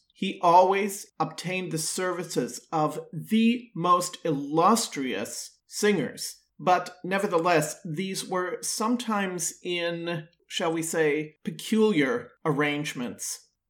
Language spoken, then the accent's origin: English; Milwaukee, Wisconsin, United States; Milwaukee, Wisconsin, my hometown